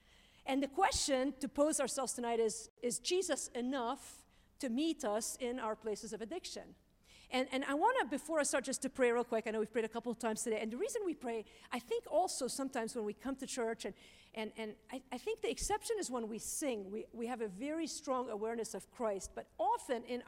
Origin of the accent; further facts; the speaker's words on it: Lebanon; I'm Lebanese